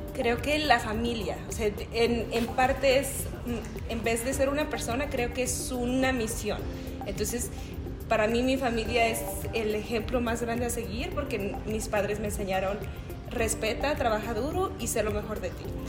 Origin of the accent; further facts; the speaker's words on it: Mezquitic, Jalisco, Mexico; now in Colorado, United States; yo nací en Mezquitic, Jalisco